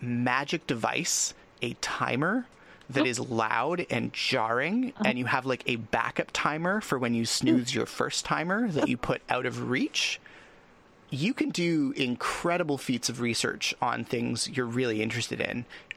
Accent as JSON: {"language": "English", "country": "Canada", "said": "I'm Canadian"}